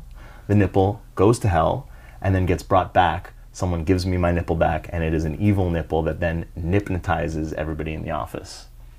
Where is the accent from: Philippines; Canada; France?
Canada; And I'm Canadian.